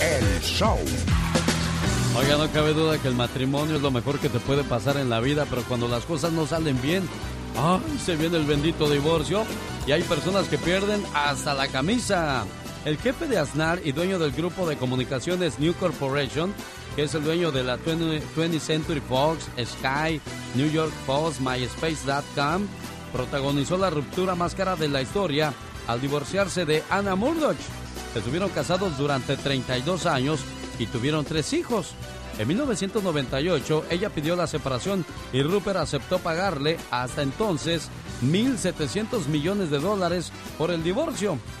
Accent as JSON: {"language": "Spanish", "town": "Mexicali", "region": "Baja California", "country": "Mexico", "moved": "yes", "said": "un día salí de Mexicali, pero Mexicali nunca salió de mí"}